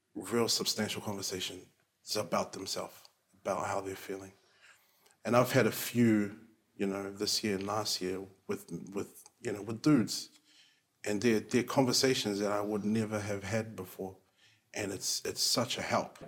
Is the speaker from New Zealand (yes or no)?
yes; Auckland, New Zealand; I am uh, Niuean, Cook Island, um, born and raised in South Auckland.